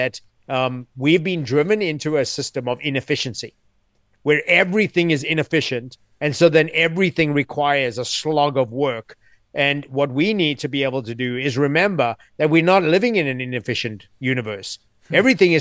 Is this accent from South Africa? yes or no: yes; South Africa; also born or lived in New York City; now in United States; I grew up in South Africa